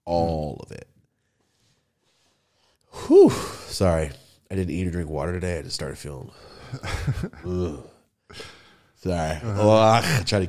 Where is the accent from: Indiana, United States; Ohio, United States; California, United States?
California, United States; Merced; Anyway, when I'm from Merced right there, Los Banos.